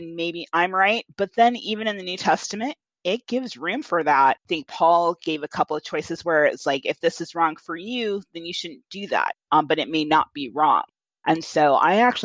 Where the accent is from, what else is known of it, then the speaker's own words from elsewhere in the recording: Southwest Iowa, United States; we're coming from Southwest Iowa